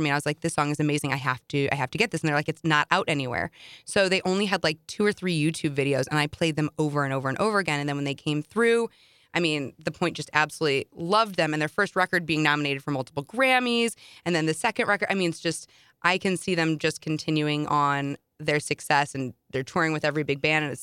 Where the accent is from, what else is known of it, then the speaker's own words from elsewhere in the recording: St. Louis, Missouri, United States; from St. Louis, Missouri."